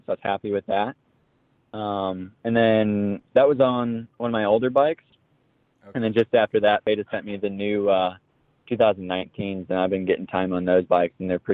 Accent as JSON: {"language": "English", "region": "Indiana", "country": "United States", "tie": "born or raised there", "moved": "as an adult", "lives_now": "Michigan, United States", "said": "I grew up in Indiana, and then I just recently moved to Michigan"}